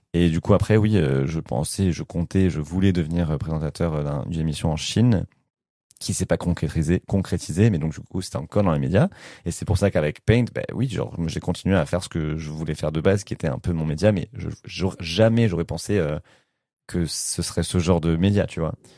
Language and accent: French; France; moi je suis français